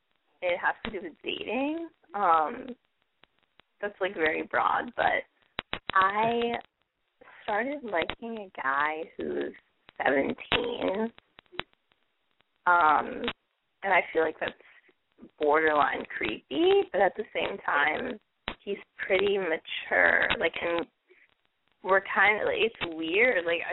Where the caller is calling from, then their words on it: Brooklyn, New York, United States; Okay, this is … I'm calling from Brooklyn.